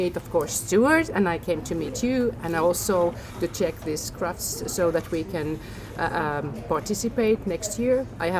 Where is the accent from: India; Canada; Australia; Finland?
Finland; I'm actually from Finland.